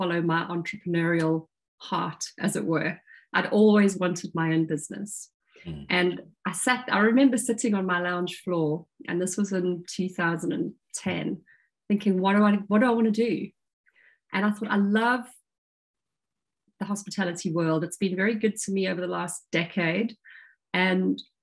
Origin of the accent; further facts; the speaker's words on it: Durban, KwaZulu-Natal, South Africa; moved away as an adult; also born or lived in London, United Kingdom; now in South coast of England, United Kingdom; I was born in South Africa, in Durban, grew up in the apartheid era, and left for the UK back in 1999